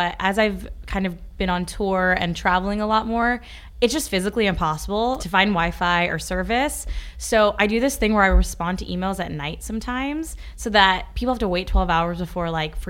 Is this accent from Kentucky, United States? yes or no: yes; Ashland, Kentucky, United States; born or raised there; accent: country; moved away as an adult; also born or lived in Worcester, Massachusetts; now in New York City, United States